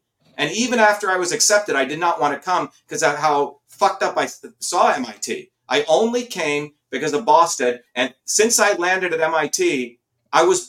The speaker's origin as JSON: {"language": "English", "country": "India", "tie": "born or raised there", "moved": "yes", "lives_now": "United States", "said": "I grew up in India where we were the lowest of the lowest caste"}